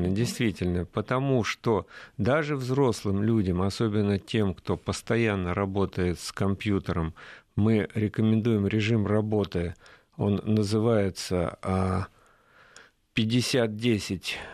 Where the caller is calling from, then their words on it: Tula Oblast, Russia; мы вас беспокоим из Тульской области.